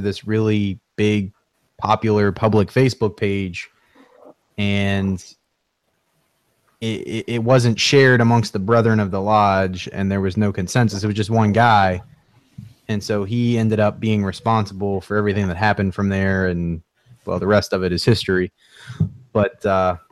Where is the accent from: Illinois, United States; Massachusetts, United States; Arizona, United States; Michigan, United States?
Massachusetts, United States; I'm from Massachusetts